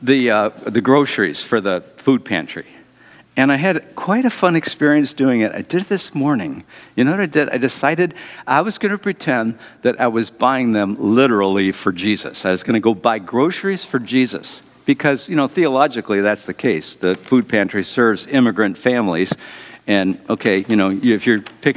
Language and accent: English; Detroit, Michigan, United States; I'm from Detroit.